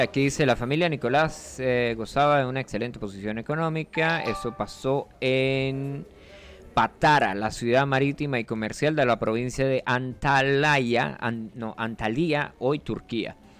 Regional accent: Los Llanos, Venezuela; yo soy un tipo llanero

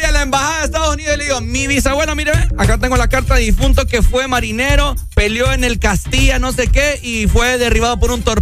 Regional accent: San Pedro Sula, Cortés, Honduras; De San Pedro.

